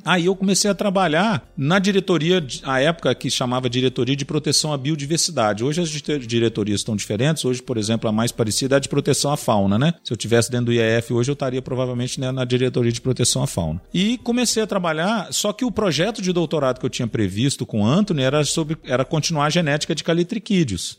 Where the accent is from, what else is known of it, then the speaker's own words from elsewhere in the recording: Governador Valadares, Minas Gerais, Brazil; eu sou de Governador Valadares, em Minas Gerais